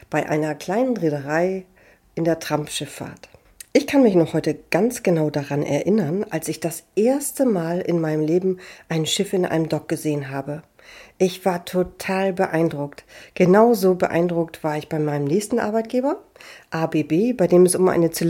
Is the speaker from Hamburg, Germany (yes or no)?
yes; Hamburg, Germany; Ich wurde in Hamburg geboren, bin in Hamburg aufgewachsen und im schönen Stadtteil Niendorf zur Schule gegangen.